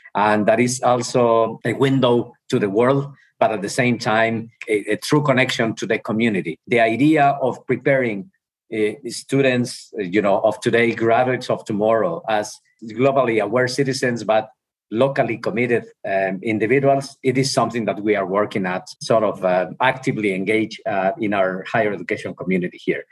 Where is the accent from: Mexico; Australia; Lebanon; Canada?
Mexico; Ojuelos, Jalisco; English is a second language; moved away as an adult; also born or lived in Mexico City / Massachusetts / Arizona; I'm from Mexico. I'm from a small town in Mexico, Ojuelos, uh, which is the capital of the world. And uh, when I was living in Ojuelos, for me, uh, as a kid